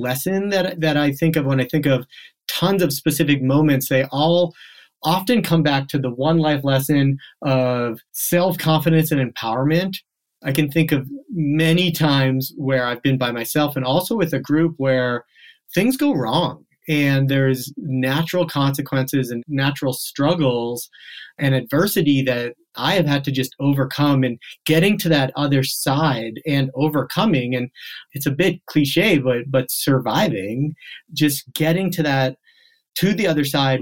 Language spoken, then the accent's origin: English; just outside of Boston in New England, Massachusetts, United States; also born or lived in South Africa; I was born in South Africa, I grew up on the East Coast, just outside of Boston in New England